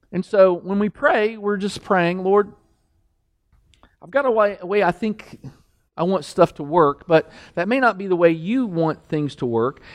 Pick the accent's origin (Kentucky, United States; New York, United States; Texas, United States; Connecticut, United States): Kentucky, United States; I'm from Kentucky